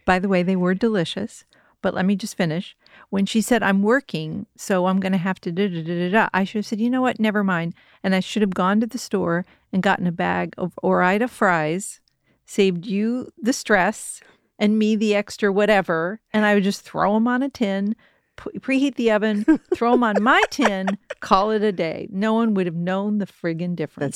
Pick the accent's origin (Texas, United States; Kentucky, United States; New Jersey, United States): Kentucky, United States; moved away; there was Pullen Farms where I grew up in Kentucky